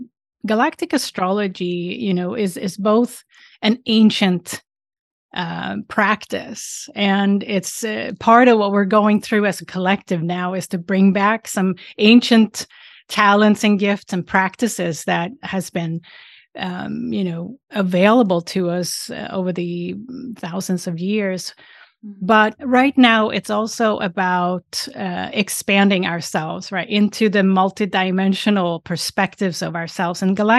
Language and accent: English; Sweden; English is a second language; now in United States; And I'm originally from Sweden. And I live now outside Boston on the East Coast in the United States.